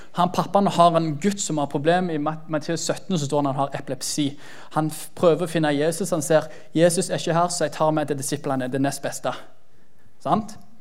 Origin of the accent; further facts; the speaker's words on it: Jæren, Rogaland, Norway; så sta som jærbu som jeg er